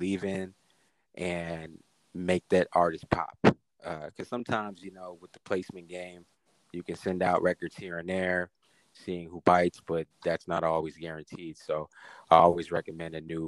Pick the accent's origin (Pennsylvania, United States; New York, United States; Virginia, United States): New York, United States; New York City; I'm from Queens, New York. I'm more of a up north guy.